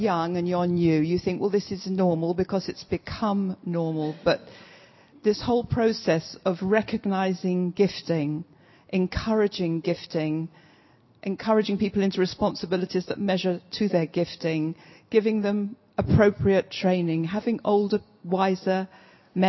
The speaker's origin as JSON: {"language": "English", "region": "London", "country": "United Kingdom", "also_born_or_lived": "Southampton / Brighton", "moved": "as an adult", "said": "Southampton to me as a Londoner through and through felt like a foreign country"}